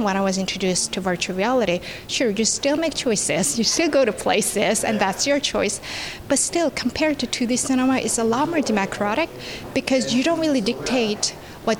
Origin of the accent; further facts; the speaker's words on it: South Korea; born and raised in South Korea